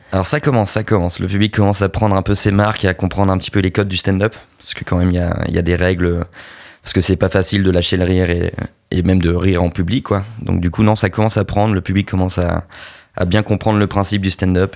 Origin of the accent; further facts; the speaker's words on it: Normandy, France; On est normand